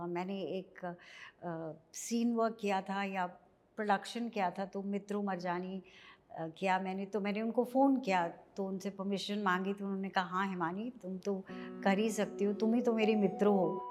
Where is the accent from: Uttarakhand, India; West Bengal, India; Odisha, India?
Uttarakhand, India; Dehradun; moved away; मैं basically small town Dehradun से आई